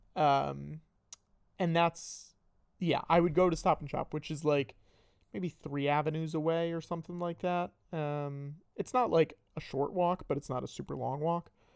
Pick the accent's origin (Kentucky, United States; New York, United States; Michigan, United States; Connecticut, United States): Connecticut, United States; Northern; I'm from Connecticut.